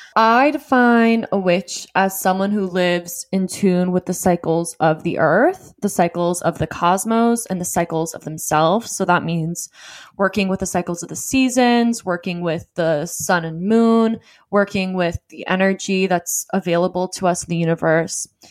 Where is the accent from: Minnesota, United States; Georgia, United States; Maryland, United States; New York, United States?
Georgia, United States; Johns Creek; also born or lived in Southern California; I grew up in the Deep South